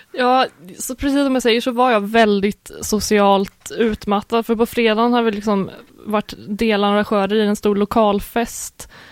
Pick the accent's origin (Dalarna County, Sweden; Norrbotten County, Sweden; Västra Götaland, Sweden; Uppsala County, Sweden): Västra Götaland, Sweden; Uddevalla; jag är från Uddevalla